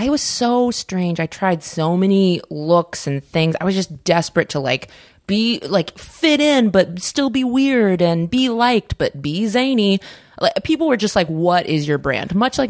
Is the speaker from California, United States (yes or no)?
yes; Vacaville, California, United States; moved away as an adult; also born or lived in Dixon, California / Portland, Oregon / Chicago; In high school, I was in Vacaville.